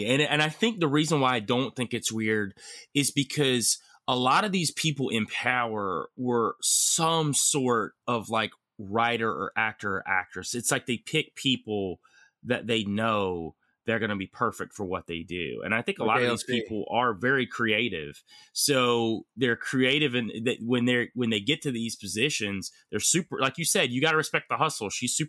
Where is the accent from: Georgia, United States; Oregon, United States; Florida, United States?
Georgia, United States; I'm originally from Georgia. Shit. So I know how she rolls